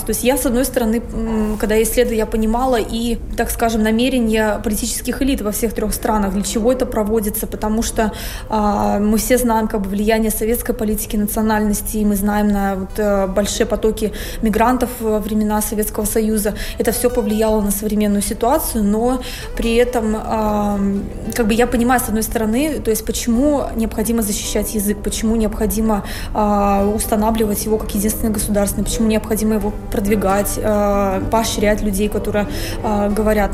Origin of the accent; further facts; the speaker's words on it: Russia; я э, россиянка